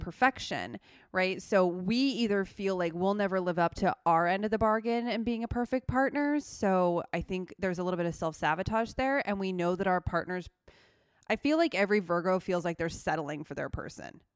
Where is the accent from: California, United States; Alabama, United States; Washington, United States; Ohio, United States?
Washington, United States; Seattle; moved away; I'm from Seattle